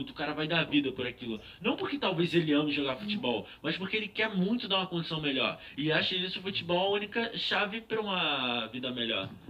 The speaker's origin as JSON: {"language": "Portuguese", "region": "Rio de Janeiro", "country": "Brazil", "tie": "born or raised there", "said": "Meu pai é paulista. Não, mas eu nasci no Rio de Janeiro, relaxa."}